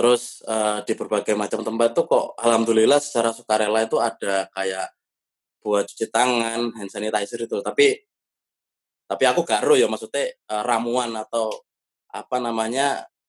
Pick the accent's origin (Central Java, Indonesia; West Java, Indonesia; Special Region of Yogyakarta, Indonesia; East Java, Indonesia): East Java, Indonesia; Surabaya; now in Jakarta, Indonesia; keluargaku dewe, sing nang Surabaya apa kampungku